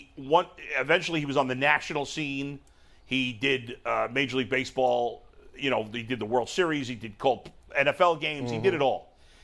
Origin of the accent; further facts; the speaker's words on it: New York City, New York, United States; growing up in New York in the 70s and 80s, we didn't have cable TV. I don't think I had cable TV till I was in my 20s. I don't even think cable TV was available in Brooklyn where I lived.